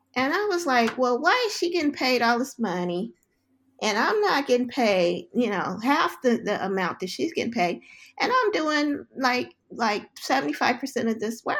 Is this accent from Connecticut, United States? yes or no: no; Los Angeles, California, United States; moved away; I was, um, born and raised in South Central Los Angeles